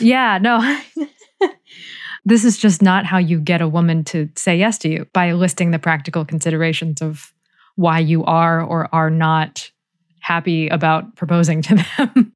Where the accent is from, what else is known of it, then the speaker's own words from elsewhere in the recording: United States; as American readers